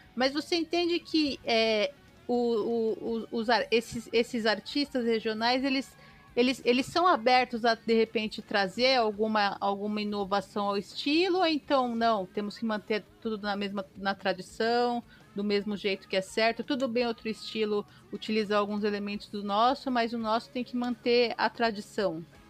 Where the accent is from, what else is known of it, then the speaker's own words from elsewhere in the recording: São Paulo, Brazil; não sou pernambucana, sou paulistana